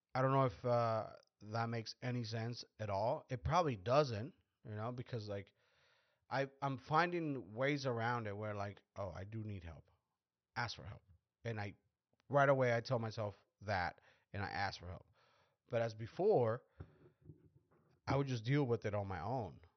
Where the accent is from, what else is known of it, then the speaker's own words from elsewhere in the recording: Mexico; we're Mexicans because we're, we're from Mexico